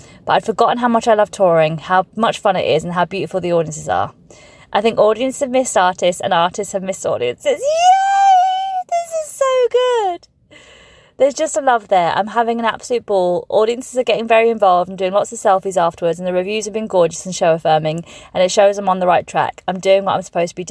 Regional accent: Farnborough, South East England, United Kingdom; moved away; also born or lived in Birmingham; I was born in Birmingham, but raised in Farnborough.

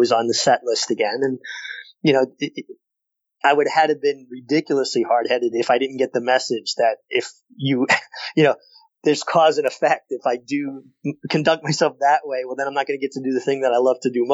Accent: New York City, New York, United States; moved away; I was a kid from Brooklyn with four brothers

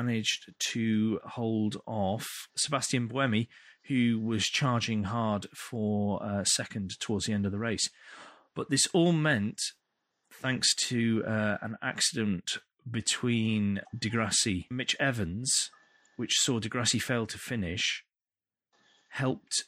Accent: United Kingdom; we're British

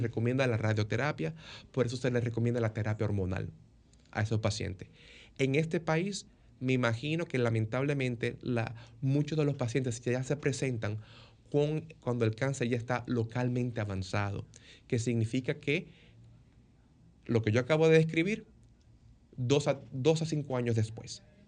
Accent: Dominican Republic; moved away as an adult; also born or lived in New York, United States; now in Tampa, United States; yo como dominicano, que estudié mi carrera de medicina en la Universidad de Nueva York

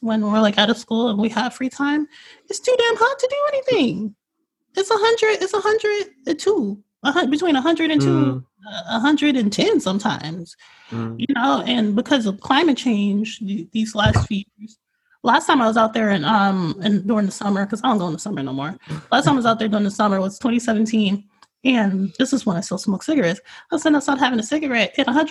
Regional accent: North Las Vegas, Nevada, United States; I grew up in North Las Vegas, which is not directional

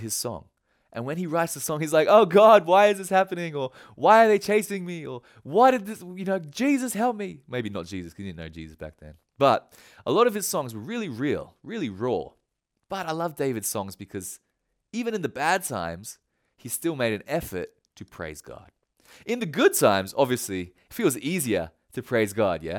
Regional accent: Australia; now in Japan; although I'm Australian, I live in Japan.

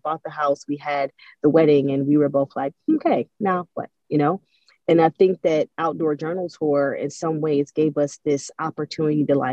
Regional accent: Cleveland, Ohio, United States; now in Atlanta, United States; I grew up in Cleveland. Cleveland is a cold, dark place

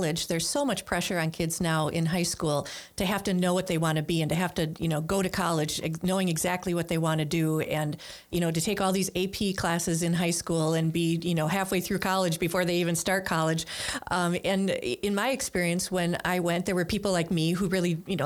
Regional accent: Milwaukee, Wisconsin, United States; also born or lived in Greendale; I'm from Milwaukee and grew up on what used to be called the south side of Milwaukee

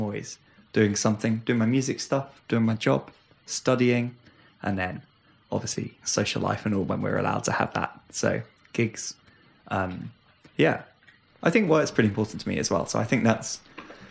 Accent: Brighton, South East England, United Kingdom; I'm from Brighton

